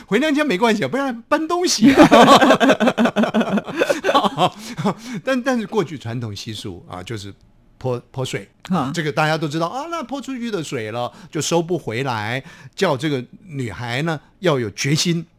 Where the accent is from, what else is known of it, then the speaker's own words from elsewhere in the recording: Taiwan; accent: Taiwanese Hokkien; 用我们的家乡话讲就是哇，就听众朋友都听不懂哇他库西啊，日本话就是我，嗯，哇就是台语我